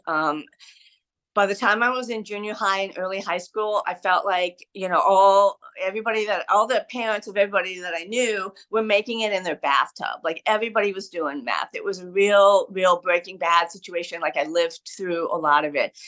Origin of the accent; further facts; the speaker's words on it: San Diego, California, United States; now in Brooklyn, United States; I was born and raised in San Diego, San Diego County